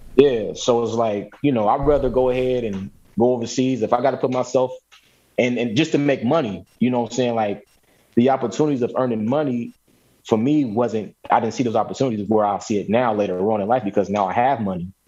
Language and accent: English; Chicago, Illinois, United States; moved away as an adult; also born or lived in San Diego / East Coast / West Coast; now in Louisville, United States; I was born and raised in Chicago